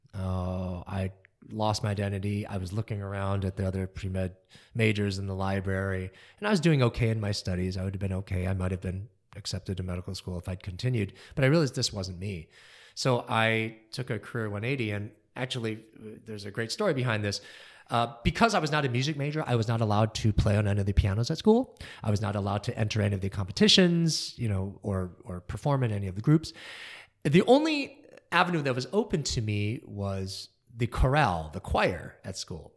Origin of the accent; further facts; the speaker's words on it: New Jersey, Michigan, United States; I was born in New Jersey